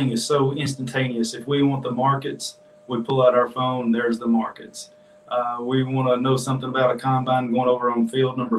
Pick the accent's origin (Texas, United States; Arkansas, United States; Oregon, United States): Arkansas, United States; Jonesboro; now in Pine Bluff, United States; I was raised in Jonesboro and picked up a farm here in Pine Bluff